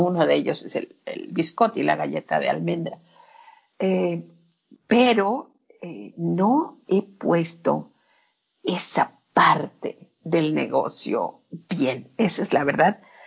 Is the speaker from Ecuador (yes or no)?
no; Mexico; tan latina o tan mexicana